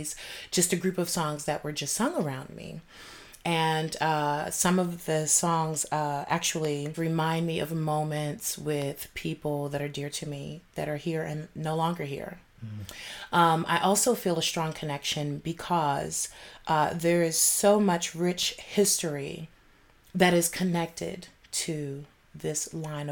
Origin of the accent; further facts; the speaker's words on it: Baltimore, Maryland, United States; I'm from Baltimore, Maryland